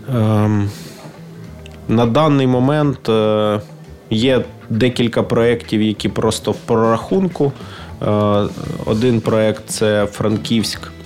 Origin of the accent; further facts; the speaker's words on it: Ukraine; я з України